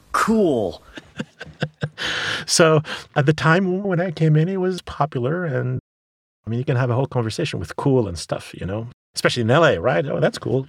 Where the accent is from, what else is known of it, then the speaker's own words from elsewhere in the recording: Sfax, Sfax Governorate, Tunisia; moved away; I grew up in Tunisia, in Sfax